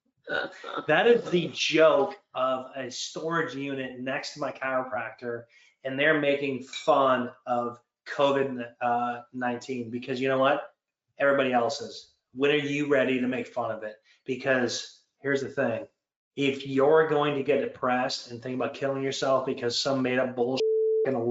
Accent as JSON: {"language": "English", "region": "Michigan", "country": "United States", "tie": "born or raised there", "also_born_or_lived": "Canada", "said": "Michigan, my home state"}